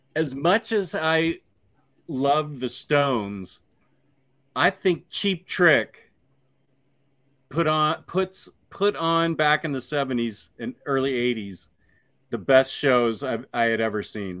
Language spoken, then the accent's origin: English; Virginia, United States